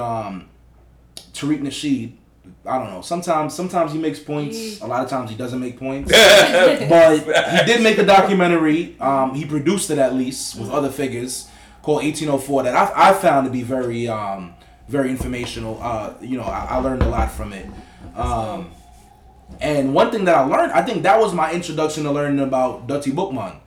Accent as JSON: {"language": "English", "region": "New York", "country": "United States", "tie": "born or raised there", "said": "the era that I grew up in New York"}